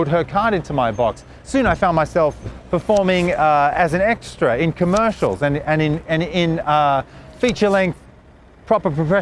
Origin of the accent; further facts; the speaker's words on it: Australia; also born or lived in Sydney; I'm Australian.